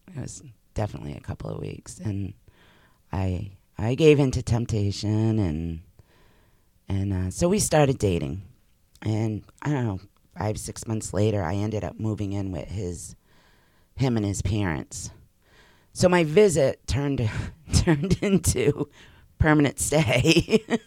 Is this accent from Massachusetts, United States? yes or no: yes; Massachusetts, United States; moved away as an adult; also born or lived in New Hampshire; I had grown up in Massachusetts.